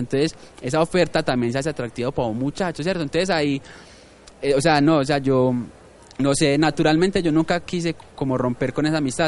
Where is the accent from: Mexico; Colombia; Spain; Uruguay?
Colombia; Medellín, Antioquia; soy de Manrique porque viví en Manrique eh, hasta los 19, 20 años